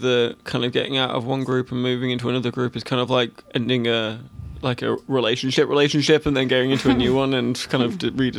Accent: England, United Kingdom; I'm so very English, not Irish.

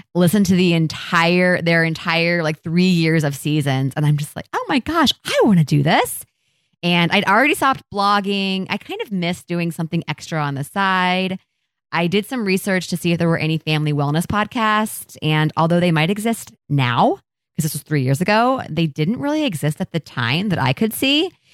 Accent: Columbus, Ohio, United States; I grew up in Columbus, and I've literally lived here my entire life

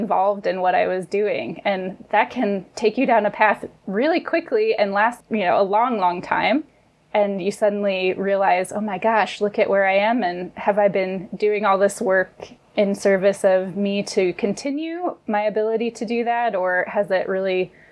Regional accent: Colorado, United States; When I moved back from college to Colorado, which is my home state

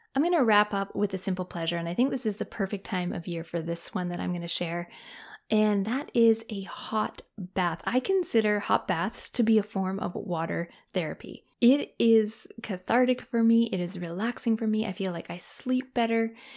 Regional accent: Canada; moved away; Canada, my home country

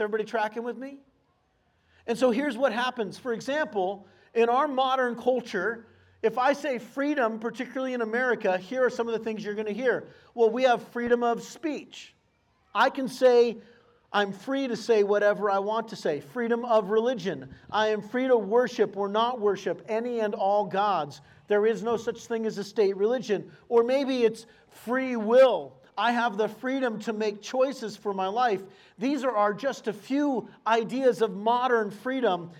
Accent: El Cajon, California, United States; I grew up in El Cajon in San Diego

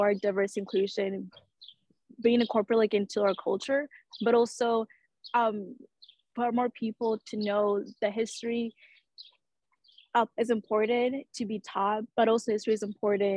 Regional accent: Georgia, United States; growing up in Georgia, like I noticed like in school, we're not really taught like all the history

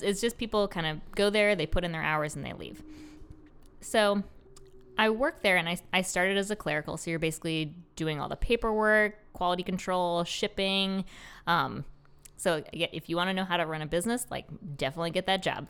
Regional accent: Rochester, United States; moved away as an adult; now in Baltimore, United States; I was born and raised in Rochester

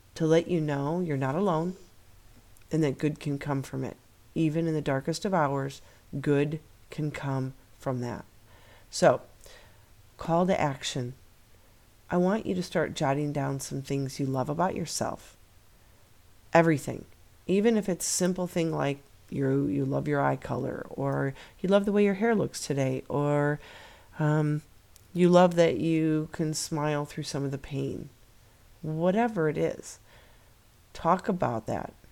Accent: Midwest, United States; We're from the Midwest

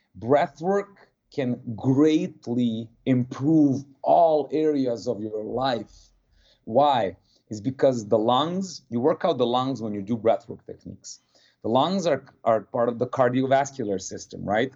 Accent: Serbia; moved away as an adult; also born or lived in New Jersey / Martha's Vineyard, Massachusetts / West Palm Beach, Florida; now in Miami, United States; I do not want to live the adult life in Serbia

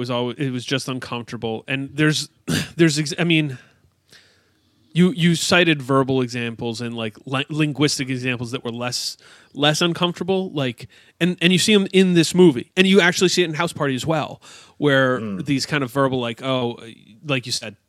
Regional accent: Canada; hey, we're Canadians, and like, yeah, we're going to dress up like we're from Chicago.

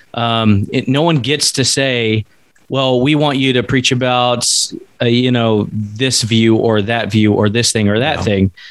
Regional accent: East Coast, the South, United States; moved away as an adult; now in Alaska, United States; coming from the South, in the East Coast. Now we're in Alaska, but growing up in the Bible Belt

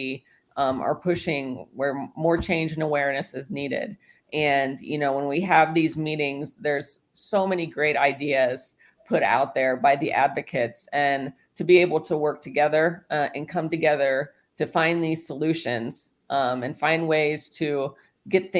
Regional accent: Indiana, United States; I'm from Indiana

